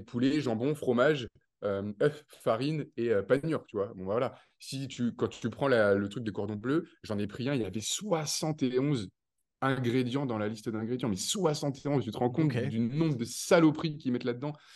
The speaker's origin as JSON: {"language": "French", "area": "countryside near Tours", "region": "Centre-Val de Loire", "country": "France", "tie": "born or raised there", "moved": "as an adult", "lives_now": "Dubai, United Arab Emirates", "said": "je viens de la campagne de Tours, je suis né entre quatre vaches et six moutons"}